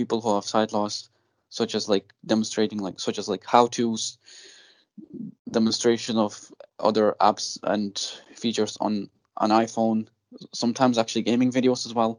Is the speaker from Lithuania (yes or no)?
yes; Lithuania; moved away; I was born in Lithuania